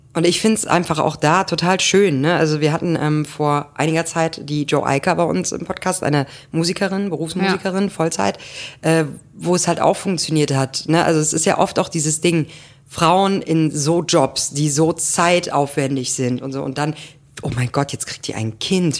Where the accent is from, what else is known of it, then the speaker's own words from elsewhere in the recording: Grevenbroich, North Rhine-Westphalia, Germany; moved away; ich wäre ja keine gebürtige Kölnerin, ja. ne? ich komme ja da aus Grevenbräusch